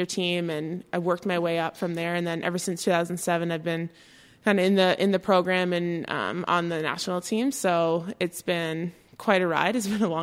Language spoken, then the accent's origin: English; Sudbury, Ontario, Canada; I'm from Sudbury, Ontario. I come from a very large family. I have five siblings. We all played hockey. We all played a lot of sports growing up